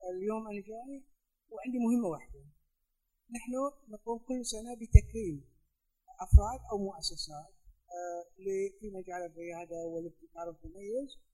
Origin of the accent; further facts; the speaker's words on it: United Arab Emirates; انا من الامارات